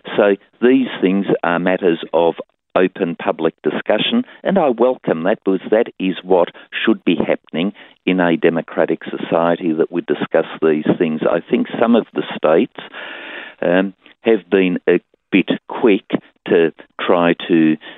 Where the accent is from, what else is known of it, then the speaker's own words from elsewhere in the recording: Tasmania, Australia; my home state of Tasmania